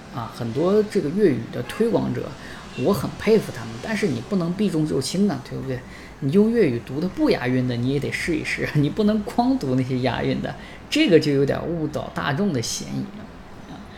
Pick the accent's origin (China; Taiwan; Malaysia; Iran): China; Northeast China; 尤其像我们东北人，因为根本不知道什么字是入声字啊